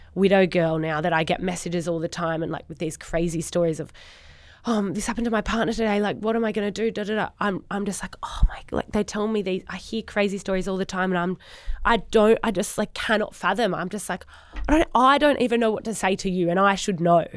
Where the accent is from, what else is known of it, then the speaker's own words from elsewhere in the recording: Sydney, New South Wales, Australia; moved away as an adult; now in Gold Coast, Australia; Grew up in Sydney, in Narrabeen.